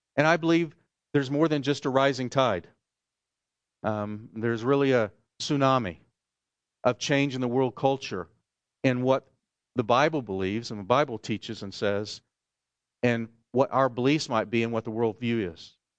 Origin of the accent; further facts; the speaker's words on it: Oklahoma, United States; moved away; where I grew up in Oklahoma